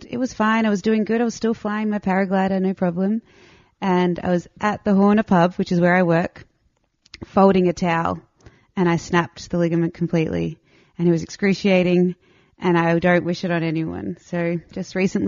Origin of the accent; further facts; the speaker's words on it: Melbourne, Victoria, Australia; moved away as an adult; also born or lived in Estonia; now in Switzerland; I'm from Melbourne, Australia.